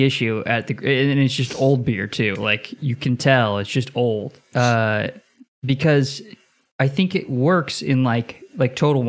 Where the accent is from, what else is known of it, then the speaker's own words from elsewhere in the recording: the Northwest, Pacific Northwest, United States; I'm from the Northwest